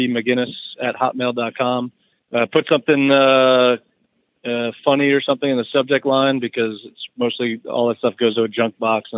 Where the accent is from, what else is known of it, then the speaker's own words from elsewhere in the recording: Florida, United States; So mostly I grew up in Florida, but, you know, I own a house in Georgia and I own a house in Tennessee.